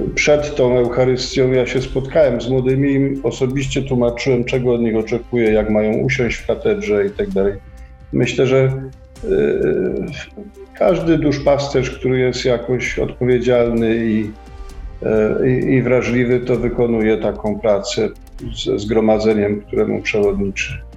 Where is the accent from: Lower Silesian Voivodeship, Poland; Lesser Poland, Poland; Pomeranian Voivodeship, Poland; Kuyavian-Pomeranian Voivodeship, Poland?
Lesser Poland, Poland; Kraków; moved away as an adult; now in Łódź, Poland; jak ktoś żył w Krakowie 54 lata